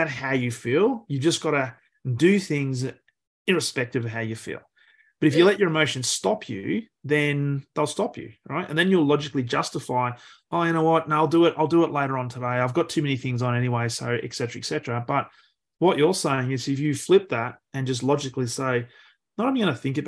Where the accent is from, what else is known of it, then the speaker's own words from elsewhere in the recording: Australia; as an Australian